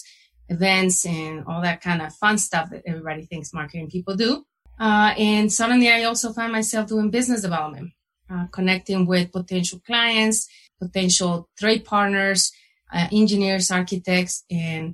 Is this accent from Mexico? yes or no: yes; Guadalajara, Jalisco, Mexico; moved away as an adult; now in Colorado, United States; I was born and raised in Guadalajara, Mexico